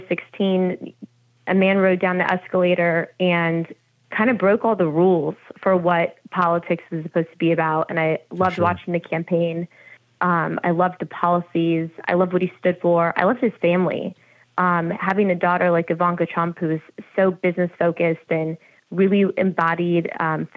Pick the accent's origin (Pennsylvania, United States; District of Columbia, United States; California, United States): California, United States; I'm from California